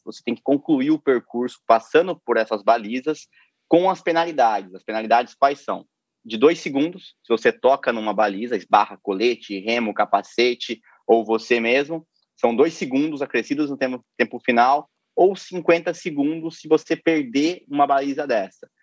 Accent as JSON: {"language": "Portuguese", "town": "Piraju", "region": "São Paulo", "country": "Brazil", "tie": "born or raised there", "also_born_or_lived": "Ipauçu / Foz do Iguaçu", "accent": "caipira", "moved": "as an adult", "lives_now": "Rio de Janeiro, Brazil", "said": "eu nasci em Ipauçu e me mudei muito muito cedo para Piraju"}